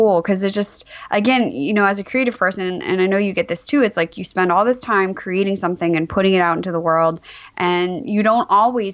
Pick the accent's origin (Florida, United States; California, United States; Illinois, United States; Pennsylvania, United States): California, United States; Glendale; also born or lived in Davis, California; I was born and raised in Glendale, California